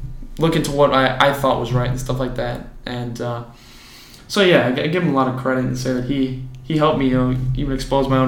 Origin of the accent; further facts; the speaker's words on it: Oswego, United States; So we're all from Oswego, went to the same high school